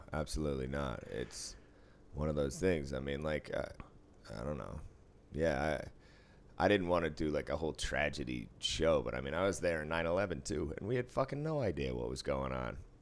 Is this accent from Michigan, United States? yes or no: no; Boston, Massachusetts, United States; now in Las Vegas, United States; I grew up in Boston.